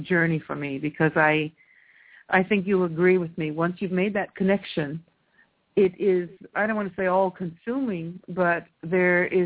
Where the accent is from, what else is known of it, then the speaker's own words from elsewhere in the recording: California, United States; now in Italy; I'm from California